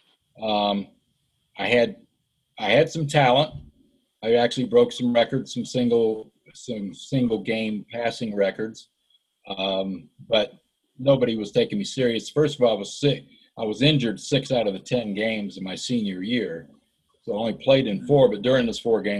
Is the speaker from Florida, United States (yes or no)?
yes; Florida, United States; also born or lived in Ohio / Western North Carolina; I grew up in Florida. We moved from Ohio when I was like 7 to Florida. So that's where I really grew up